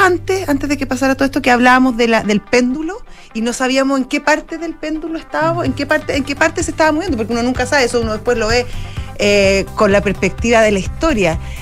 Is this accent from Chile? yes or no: yes; Chile; lo que sentimos como chilenos y a lo que somos como chilenos